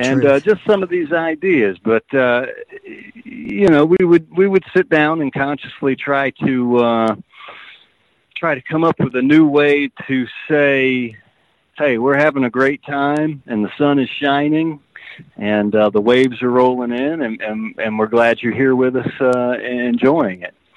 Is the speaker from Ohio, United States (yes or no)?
yes; Ohio, United States; I was from Ohio